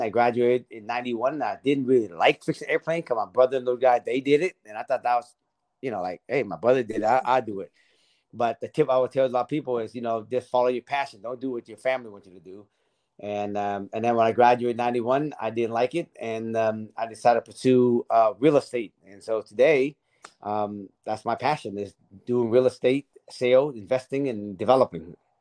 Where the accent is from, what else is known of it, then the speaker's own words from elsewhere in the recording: Seattle, Washington, United States; also born or lived in Vietnam / Tacoma, Washington; I grew up in Seattle.